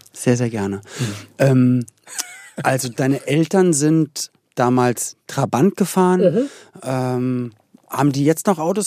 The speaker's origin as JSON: {"language": "German", "region": "Berlin", "country": "Germany", "said": "wir in Berlin-Spandau"}